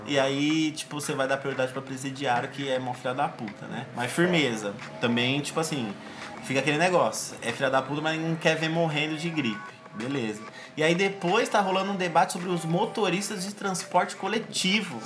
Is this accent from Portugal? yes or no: no; Brazil; a gente é brasileiro